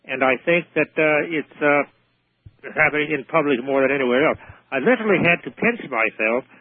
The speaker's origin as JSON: {"language": "English", "country": "United Kingdom", "moved": "yes", "said": "I'm British, of course"}